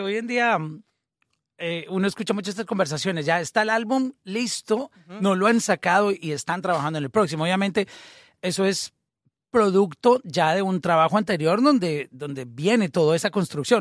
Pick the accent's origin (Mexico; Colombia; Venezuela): Colombia; nosotros, por ejemplo, que somos colombianos, a nosotros nos criaron oyendo todo tipo de música.